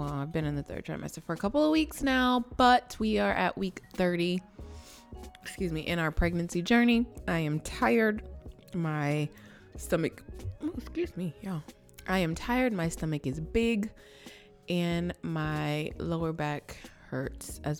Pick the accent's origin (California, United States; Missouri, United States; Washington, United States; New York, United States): California, United States; moved away; I am from California. And so I still have family there.